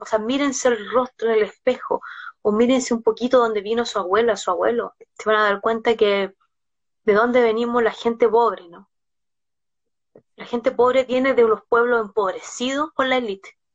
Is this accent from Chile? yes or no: yes; Chile